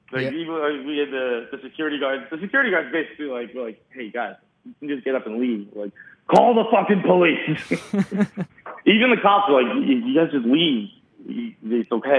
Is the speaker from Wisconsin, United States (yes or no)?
no; Boston, Massachusetts, United States; I was from Boston